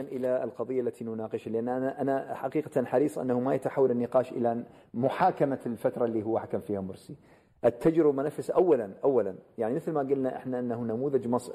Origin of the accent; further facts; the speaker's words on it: Iraq; أنا عراقي